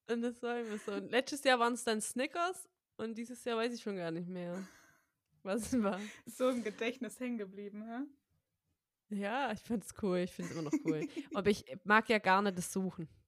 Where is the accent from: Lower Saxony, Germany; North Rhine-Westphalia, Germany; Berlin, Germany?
North Rhine-Westphalia, Germany; now in Hamburg, Germany; ich komme ja auch aus Baden-Württemberg ursprünglich und da gab es ja Osterferien. Ja, bei uns in NRW auch.